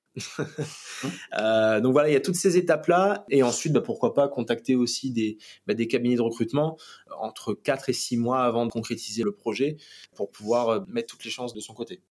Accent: Réunion; moved away; also born or lived in Metropolitan France; en tant que réunionnais de retour, bah forcément, euh, c'est le cadre de vie qui est totalement différent et voilà, c'est un retour chez soi

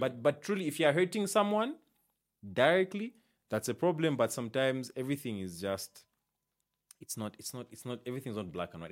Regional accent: Isoka, Muchinga Province, Zambia; I'm from, like, Muchinga, Isoka, Nika

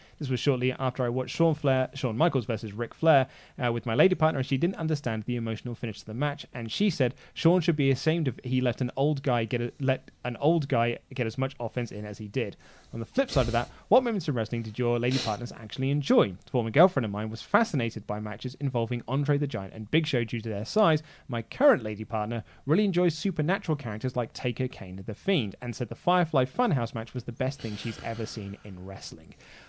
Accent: Ireland; One more thing, Ollie, please use a Guinness glass. It looks wrong. I'm Irish.

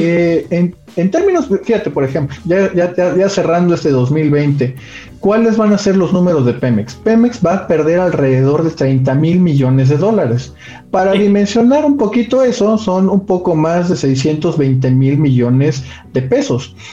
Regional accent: Mexico

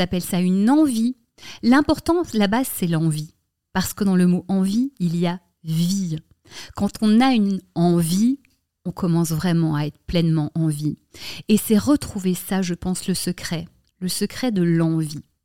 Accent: Brussels, Brussels-Capital Region, Belgium; moved away as an adult; now in Paris, France; j'ai grandi à Bruxelles

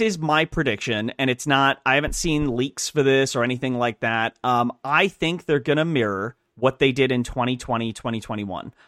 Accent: United Kingdom; now in United States; I'm British, I just am no longer British because I got my citizenship, so I'm British, American British

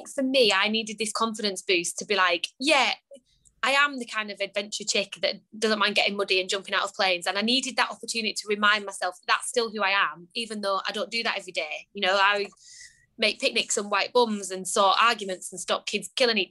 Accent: Lake District, North West England, United Kingdom; I grew up in the Lake District

